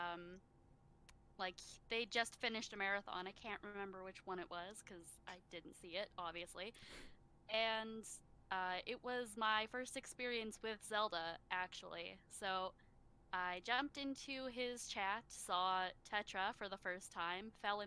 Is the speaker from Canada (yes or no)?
yes; Canada; I am from Canada.